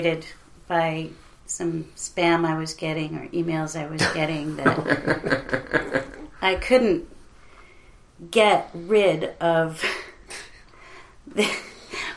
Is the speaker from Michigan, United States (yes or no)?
yes; Detroit, Michigan, United States; now in Burbank, United States; Which is my hometown.